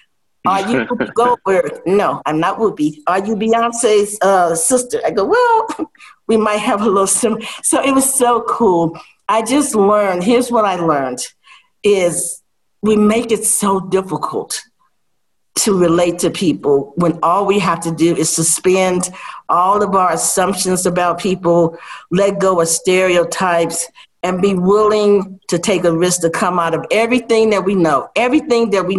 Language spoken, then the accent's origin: English; Chicago, Illinois, United States; moved away; also born or lived in Vietnam; growing up in extreme poverty in Chicago